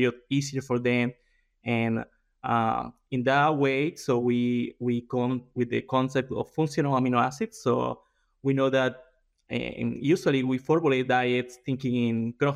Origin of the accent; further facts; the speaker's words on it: Colombia; moved away as an adult; also born or lived in Brazil; now in South Dakota, United States; I am from Colombia. I did my undergrad over there